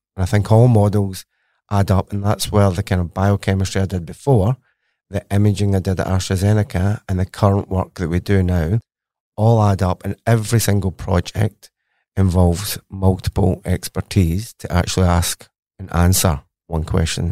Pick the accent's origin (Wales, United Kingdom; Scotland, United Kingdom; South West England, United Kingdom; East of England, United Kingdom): Scotland, United Kingdom; Glasgow; accent: Scottish; moved away as an adult; now in Australia; as you can tell from my accent, I am very Scottish. I went to university in Glasgow, Strathclyde University, for my undergraduate. Then I studied at the Pizza Institute, or C R U K, and that's in Glasgow University itself. So, born and bred, educated in Glasgow, and then moved to Australia for some sunshine.